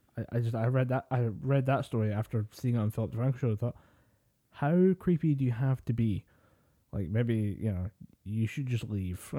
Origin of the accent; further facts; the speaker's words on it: Scotland, United Kingdom; we're Scottish